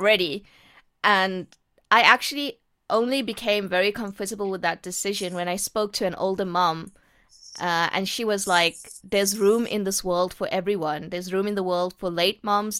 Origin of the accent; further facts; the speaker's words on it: South Africa; I am born and brought up in South Africa